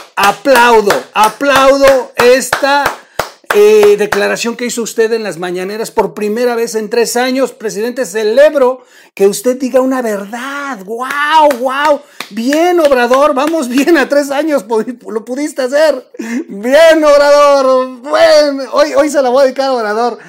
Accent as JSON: {"language": "Spanish", "country": "Mexico", "also_born_or_lived": "Oaxaca", "said": "como buen mexicano, Chihuahua."}